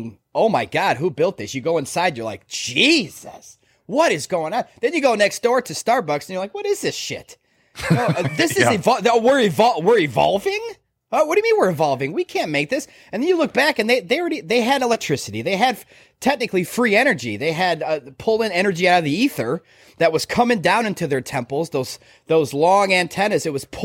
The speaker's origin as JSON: {"language": "English", "town": "Chicago", "region": "Illinois", "country": "United States", "tie": "born or raised there", "said": "I grew up in Chicago."}